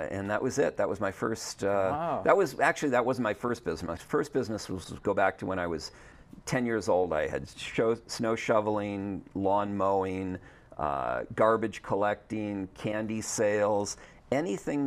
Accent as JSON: {"language": "English", "region": "Wisconsin", "country": "United States", "tie": "born or raised there", "also_born_or_lived": "Nevada", "moved": "yes", "said": "I grew up in Wisconsin"}